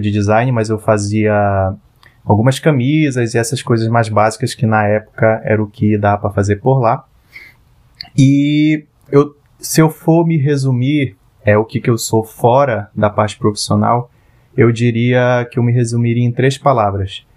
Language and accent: Portuguese; Parintins, Amazonas, Brazil; moved away as an adult; now in Manaus, Brazil; eu sou parintinense, eu nasci em Parintins. Parintins é uma ilha localizada no interior do Amazonas. E eu vivi 17 anos da minha vida lá